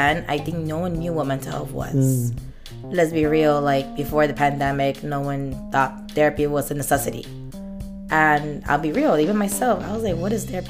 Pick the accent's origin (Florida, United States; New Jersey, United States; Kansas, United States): Florida, United States; Miami; also born or lived in Little Havana, Miami; I grew up in Brickell, first of all. I grew up in Brickell